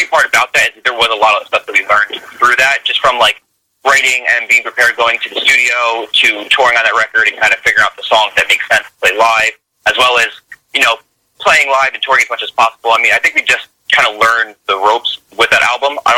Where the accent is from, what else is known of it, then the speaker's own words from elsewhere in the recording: Union, New Jersey, United States; central Jersey. We're all from like different areas. Like I'm from Union, so that's like central, right by the airport, by Newark Airport.